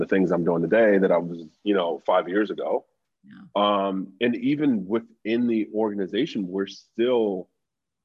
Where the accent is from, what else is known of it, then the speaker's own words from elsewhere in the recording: Philadelphia, Pennsylvania, United States; I grew up in North Philly